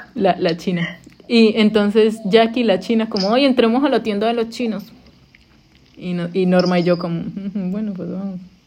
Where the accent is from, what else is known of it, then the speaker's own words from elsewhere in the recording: Colombia; moved away as an adult; now in United States; cuando me fui de Colombia